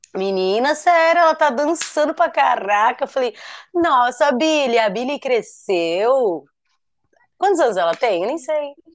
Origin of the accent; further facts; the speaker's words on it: Guarujá, São Paulo, Brazil; do meu sotaque daqui